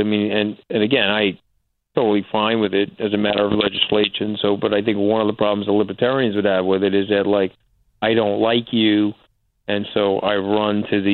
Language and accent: English; New York, United States; I'm a New Yorker